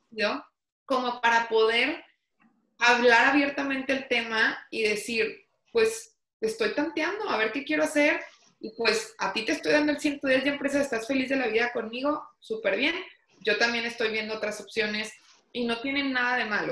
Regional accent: Torreón, Coahuila, Mexico; soy originaria de Torreón, Coahuila

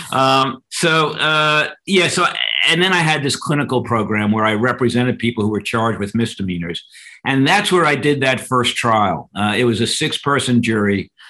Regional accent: New York, United States; also born or lived in Queens; I was born in New York City and grew up part of my uh, youth uh, in Queens, and then uh, moved out to Long Island.

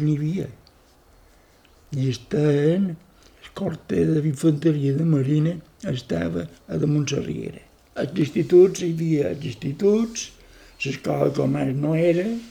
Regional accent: Palma, Balearic Islands, Spain; also born or lived in England / France / Netherlands; Jo vaig néixer aquí a Palma.

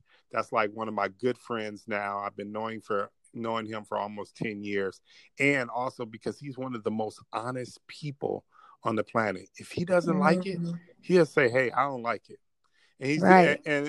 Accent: Los Angeles, California, United States; I'm from L.A.

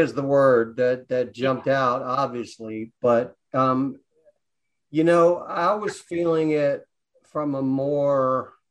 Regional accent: Atlanta, Georgia, United States; I grew up in Atlanta, Georgia, which when I was a small kid was relatively racist.

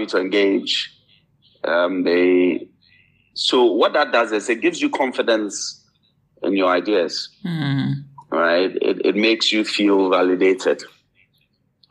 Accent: Ghana; I grew up in Ghana

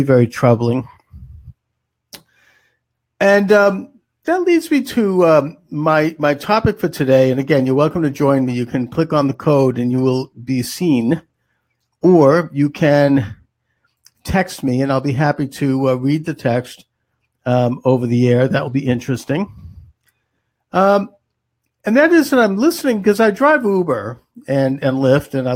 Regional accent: Boston, Massachusetts, United States; Boston, which is my hometown

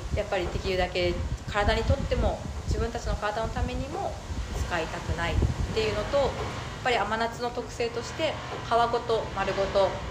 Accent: Minamata, Kumamoto, Japan; 水俣で生まれて育ってあの大学と就職はちょっと一回外に出ましたけれども、えー、っと7年前に水俣に

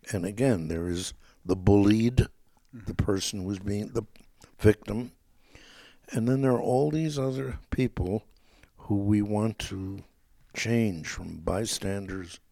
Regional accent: Hanover, Lower Saxony, Germany; moved away; I was born in Hanover and automatically would be a citizen.

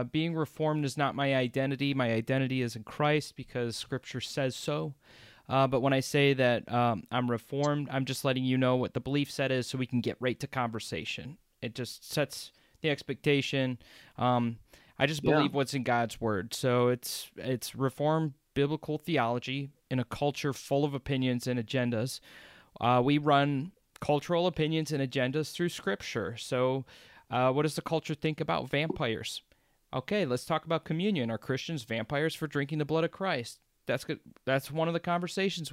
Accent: United States; I'm from America. I grew up in the American church

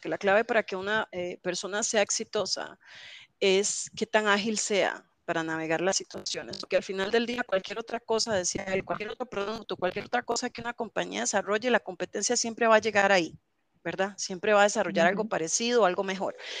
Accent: Alajuela, Costa Rica; yo soy eh, alajuelense de toda la vida aquí en Costa Rica.

